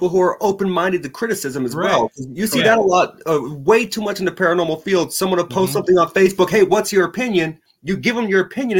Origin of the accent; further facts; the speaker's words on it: New Hampshire, United States; born there; also born or lived in Las Vegas / Oklahoma / Texas / Alabama; I was born in New Hampshire. We moved from New Hampshire to Las Vegas. We moved from Las Vegas to Oklahoma, from Oklahoma to Texas, from Texas to Alabama, and then back to New Hampshire.